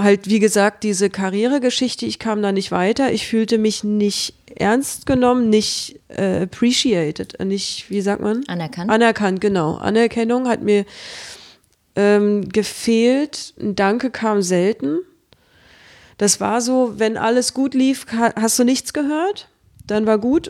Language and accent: German; Berlin, Germany; moved away as an adult; also born or lived in Stuttgart; Im Krankenhaus Berlin-Friedrichshain geboren. Und ich habe immer in Friedrichshain gelebt